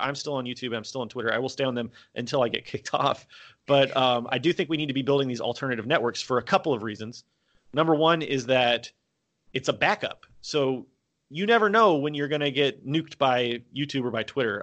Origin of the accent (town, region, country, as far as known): United States; moved away as an adult; also born or lived in South Korea; now in Vietnam